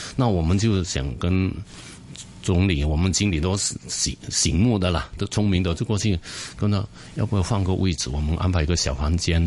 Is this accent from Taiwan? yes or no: no; Chaozhou, Guangdong, China; now in Hong Kong; 因为我们这个酒楼叫东海潮州酒楼，因为本身我是潮州人